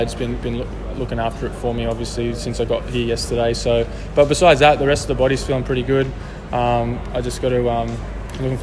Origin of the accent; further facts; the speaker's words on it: Sydney, New South Wales, Australia; I have heaps of family and friends here, and because it's my hometown